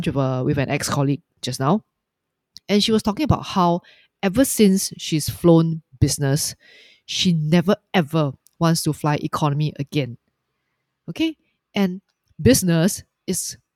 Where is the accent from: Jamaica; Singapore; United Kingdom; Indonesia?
Singapore; I'm just speaking as a Singaporean, as a consumer